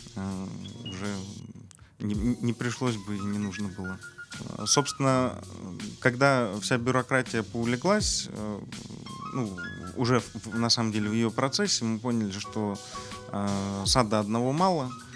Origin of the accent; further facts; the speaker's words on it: Krasnodar, Krasnodar Krai, Russia; я родился в Краснодаре, вырос здесь